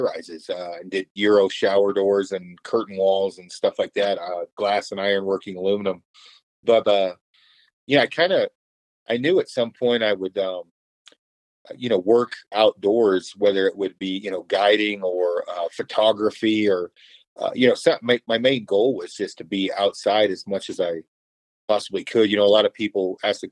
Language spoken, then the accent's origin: English; Oregon, United States; I'm actually from Oregon originally, in a small logging community